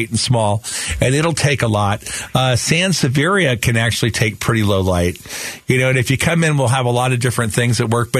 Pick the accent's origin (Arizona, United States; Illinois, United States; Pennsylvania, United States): Arizona, United States; Phoenix; Where we grew up in Sunny Slope, we always used our wash water for watering our citrus trees.